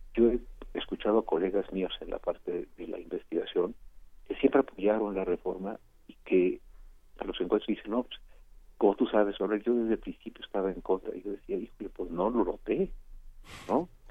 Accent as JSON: {"language": "Spanish", "country": "Mexico"}